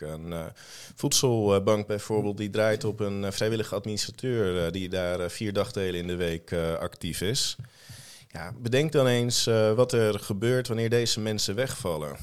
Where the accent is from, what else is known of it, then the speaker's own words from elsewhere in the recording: Almere, Flevoland, Netherlands; also born or lived in Bijlmer, Amsterdam; Dus ik ben in Almere opgegroeid, in een ontzettend beschermende en veilige omgeving